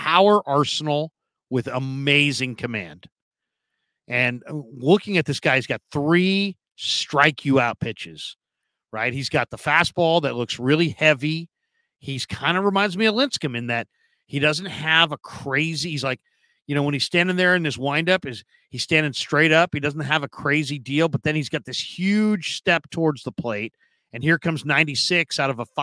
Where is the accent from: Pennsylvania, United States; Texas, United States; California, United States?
California, United States; San Francisco; growing up in San Francisco